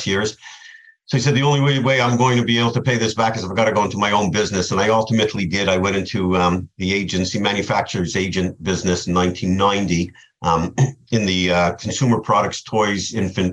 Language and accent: English; Montreal, Quebec, Canada; moved away as an adult; now in South Florida, United States; I grew up in Canada, in Montreal, Canada, and I've been living in South Florida for 27 years.